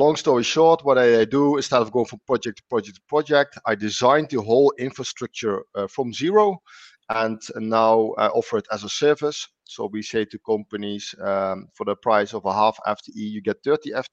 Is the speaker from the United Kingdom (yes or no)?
no; Netherlands; moved away as an adult; also born or lived in Tuscany; now in Italy; Born and raised in the Netherlands, grew up at a farm.